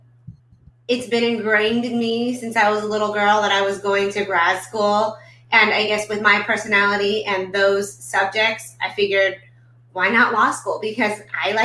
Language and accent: English; Irvine, California, United States; I grew up in Irvine. I went to elementary, middle, and high school here.